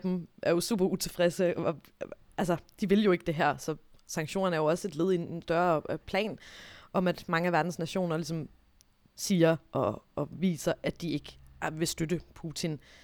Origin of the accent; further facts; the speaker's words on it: Denmark; jeg som dansker